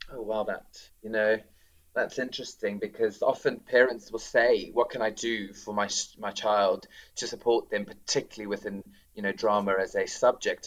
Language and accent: English; South Africa; moved away as an adult; now in Reading, United Kingdom; being South African